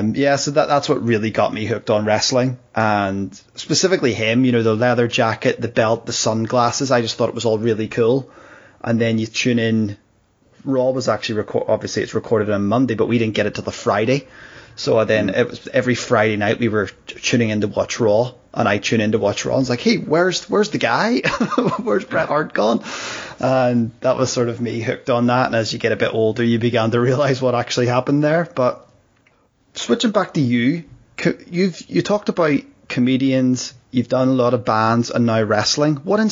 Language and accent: English; Belfast, Northern Ireland, United Kingdom; I grew up in the UK, right? So wrestling was always on in the middle of the night. I'm actually from Belfast, which is, it's quite ironic.